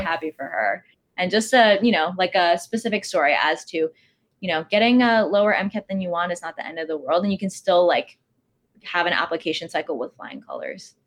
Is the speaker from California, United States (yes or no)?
no; Texas, United States; moved away as an adult; now in New York City, United States; I'm from Texas